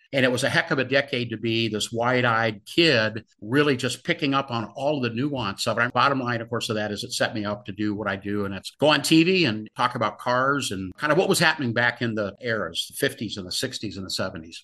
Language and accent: English; Los Angeles, California, United States; growing up in Southern California